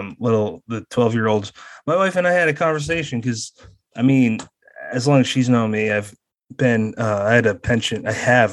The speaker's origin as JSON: {"language": "English", "region": "Massachusetts", "country": "United States", "tie": "born or raised there", "said": "I was telling one of my best friends in Massachusetts, my home state."}